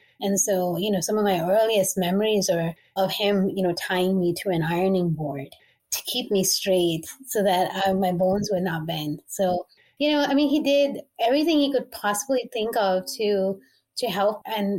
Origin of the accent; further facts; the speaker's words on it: India; also born or lived in Middle East; I grew up in the Middle East, but I'm Asian, so I'm Indian.